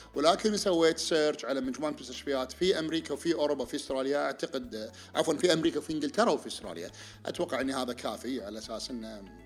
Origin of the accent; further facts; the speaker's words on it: Kuwait; عندنا بالكويت